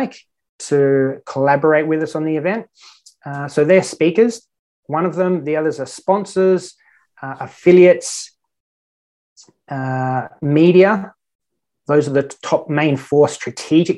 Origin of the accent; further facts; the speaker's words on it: Australia; moved away as an adult; now in Malta; I'm an Australian online business owner.